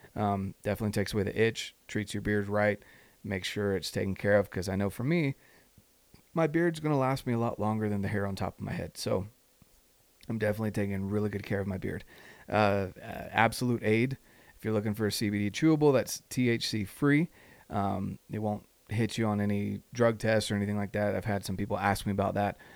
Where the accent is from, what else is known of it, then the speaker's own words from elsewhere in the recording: North Carolina, United States; moved away; on the verge of moving back to North Carolina. And that's my home state. All my family's out there.